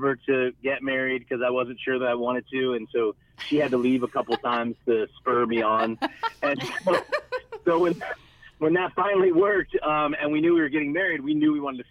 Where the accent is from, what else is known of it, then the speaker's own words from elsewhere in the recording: Raleigh, North Carolina, United States; moved away as an adult; also born or lived in Asheville, North Carolina; now in Tampa, United States; I'm from Raleigh originally, so North Carolina is home for me